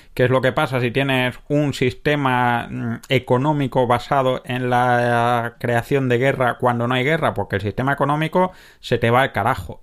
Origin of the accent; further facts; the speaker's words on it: a village near Granada, Andalusia, Spain; cuando yo era pequeño en mi pueblo había que ir para todo a Granada